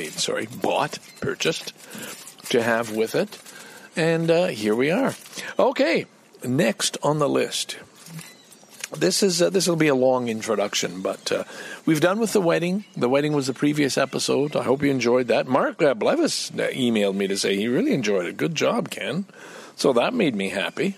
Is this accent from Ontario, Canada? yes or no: no; Lachine, Quebec, Canada; The Lachine Rapids, another feature of my hometown